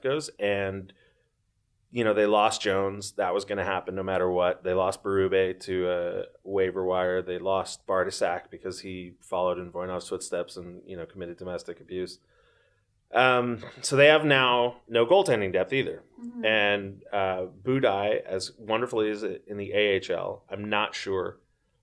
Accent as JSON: {"language": "English", "town": "Toronto", "region": "Ontario", "country": "Canada", "tie": "born or raised there", "said": "I was born in Toronto"}